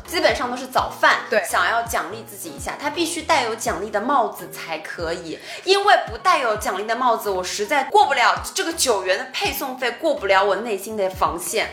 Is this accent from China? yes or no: yes; Shanghai, China; 我们上海话的做人家就可能省钱